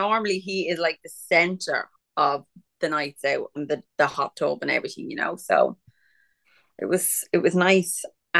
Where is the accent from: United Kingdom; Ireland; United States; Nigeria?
Ireland; We're Irish.